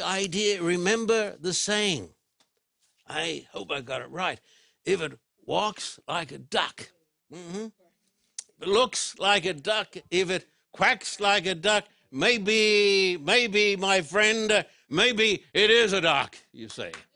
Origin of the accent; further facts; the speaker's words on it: Brisbane, Queensland, Australia; When I was a boy growing up in Brisbane, Australia